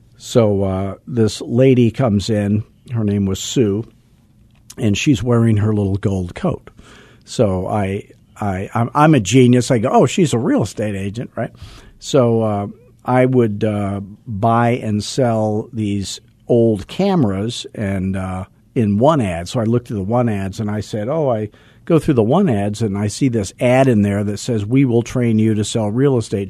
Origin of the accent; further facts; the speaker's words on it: Arizona, United States; I'm from Arizona, where everything was built after nineteen sixty because air conditioning was invented